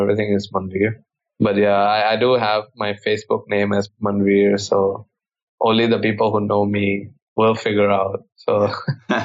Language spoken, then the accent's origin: English; Bangkok, Thailand; I grew up in Thailand most of my life. I went to school basically from kindergarten to high school. I was born here.